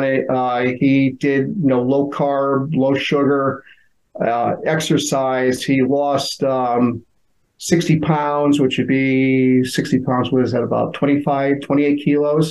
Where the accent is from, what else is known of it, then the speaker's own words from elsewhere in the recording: Connecticut, United States; I grew up in Connecticut. You know, always been on a shoreline town near the ocean